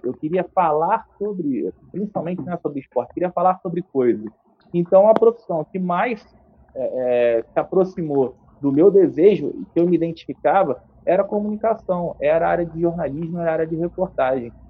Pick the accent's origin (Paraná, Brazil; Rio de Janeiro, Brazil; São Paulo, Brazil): Rio de Janeiro, Brazil; Nova Friburgo; moved away as an adult; also born or lived in Niterói; Eu vim para cá com 7 anos de idade, fui morar no Rio para estudar, fazer faculdade com 18 para 19. Voltei para cá com, com 28, 29 anos